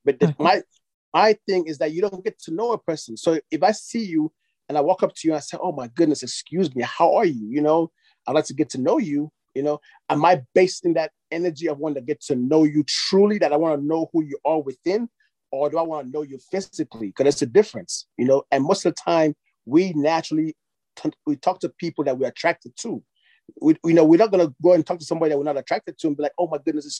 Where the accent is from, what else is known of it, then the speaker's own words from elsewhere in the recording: Nigeria; I'm from Nigeria